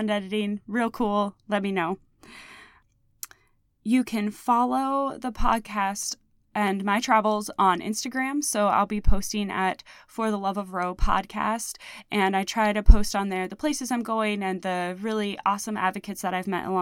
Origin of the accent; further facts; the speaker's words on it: Indiana, United States; moved away; my home state of Indiana. I've been living here for the last 2.5 years, but I've been coming home here on and off for over a decade.